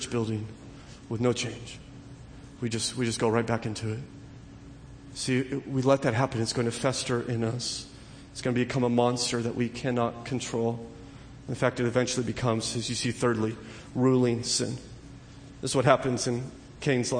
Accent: Southern California, United States; growing up in Southern California.

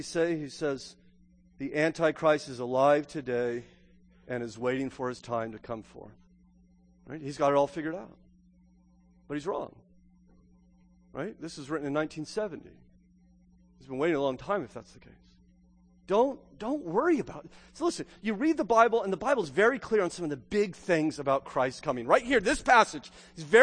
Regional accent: Southern California, United States; moved away; I grew up in Southern California

